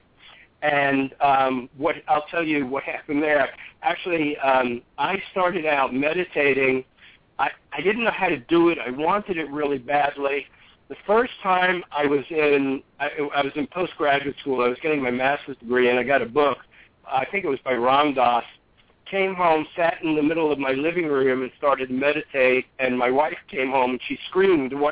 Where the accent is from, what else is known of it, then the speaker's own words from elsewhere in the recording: New York, United States; I grew up in New York